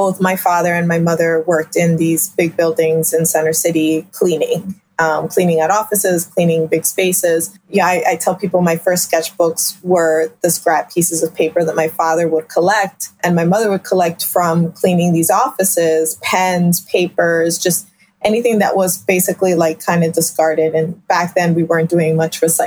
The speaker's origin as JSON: {"language": "English", "town": "Philadelphia", "region": "Pennsylvania", "country": "United States", "tie": "born or raised there", "said": "I am a child of immigrants, born and raised in South Philadelphia"}